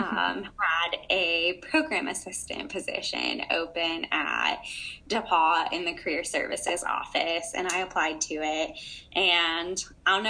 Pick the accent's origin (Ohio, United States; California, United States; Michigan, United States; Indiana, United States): Indiana, United States; rural; I'm from the middle of nowhere, Indiana